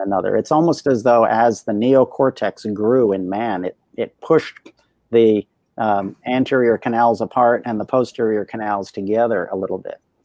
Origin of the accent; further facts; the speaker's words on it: Delaware, United States; I grew up in Delaware